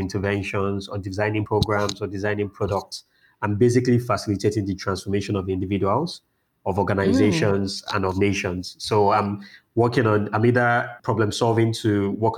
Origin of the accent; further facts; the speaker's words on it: Lagos, Nigeria; also born or lived in Ibadan, Nigeria / United Kingdom; I've spent most of my time in Lagos, Nigeria. I would say that's home for me.